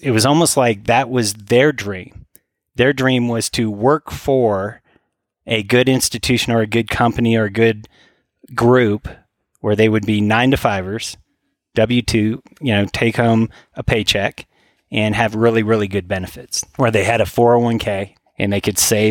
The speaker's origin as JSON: {"language": "English", "region": "Northern California", "country": "United States", "tie": "born or raised there", "moved": "yes"}